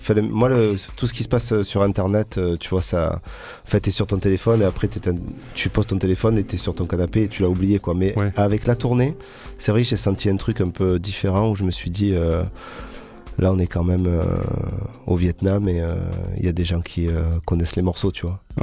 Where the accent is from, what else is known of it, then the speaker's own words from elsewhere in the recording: Marseille, Provence-Alpes-Côte d'Azur, France; also born or lived in Paris / Corsica; de mon arrivée à Marseille